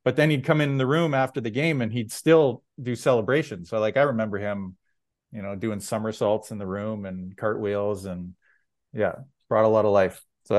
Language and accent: English; Red Deer, Alberta, Canada; now in Victoria, Canada; Growing up in Red Deer, I was definitely an Oilers fan